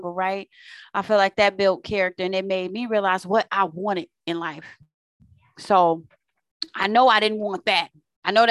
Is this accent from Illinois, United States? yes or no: yes; Waukegan, Illinois, United States; actually from the suburbs of Chicago. So where I live is called Waukegan.